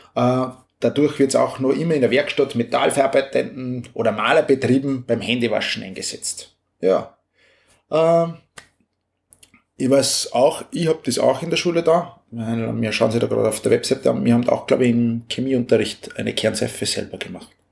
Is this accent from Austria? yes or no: yes; Upper Austria, Austria; bei uns in Oberösterreich